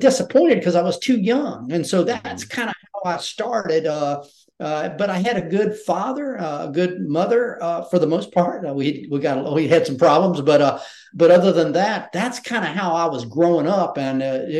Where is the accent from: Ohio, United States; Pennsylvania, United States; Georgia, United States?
Georgia, United States; Georgia and then South Carolina, United States; I had a regular Southern, I'm from Georgia and then South Carolina.